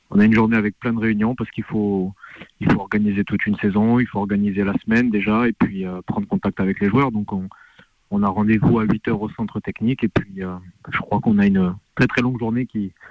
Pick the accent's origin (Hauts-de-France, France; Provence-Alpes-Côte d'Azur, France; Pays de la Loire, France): Hauts-de-France, France; Lille; born there; j'ai 34 ans et j'ai bougé dans pratiquement toute la France. Après, moi je suis né à Lille, si vous voulez tout savoir.